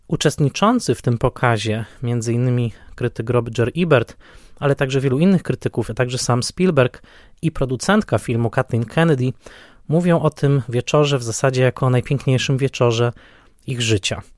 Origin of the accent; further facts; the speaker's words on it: Tarnowskie Góry, Silesian Voivodeship, Poland; w Tarnowskich Górach na Śląsku urodziłem się ja